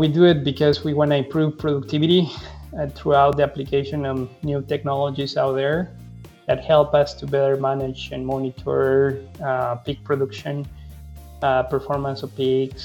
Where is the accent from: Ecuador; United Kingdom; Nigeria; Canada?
Ecuador; moved away as an adult; also born or lived in Honduras / North Carolina; now in United States; I'm originally from Ecuador, South America